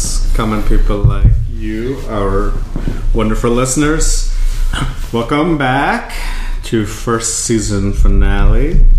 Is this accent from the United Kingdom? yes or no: no; Bangladesh; moved away; when we were growing up in Bangladesh.